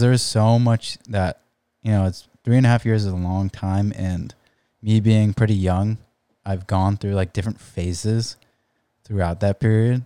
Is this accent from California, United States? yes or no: yes; San Diego, California, United States; I grew up in La Jolla, uh, s, like, we've never lived anywhere else.